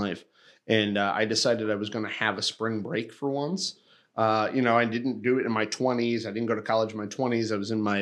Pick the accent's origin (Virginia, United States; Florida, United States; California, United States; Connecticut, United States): Connecticut, United States; Hartford; I grew up right next to Hartford, Connecticut for most of my life